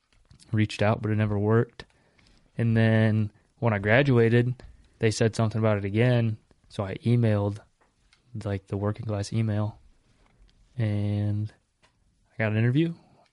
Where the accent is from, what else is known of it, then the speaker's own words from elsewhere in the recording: Blue Grass, Iowa, United States; Bluegrass, Iowa. I live right by Doug Kiner.